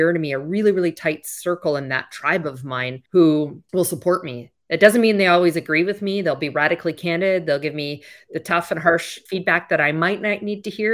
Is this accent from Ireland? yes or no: no; Canada; moved away; I'm originally from Canada